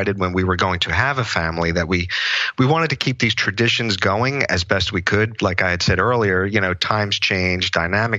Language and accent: English; Philadelphia, Pennsylvania, United States; now in Drexel Hill, United States; I was born and raised in South Philadelphia in an Italian American family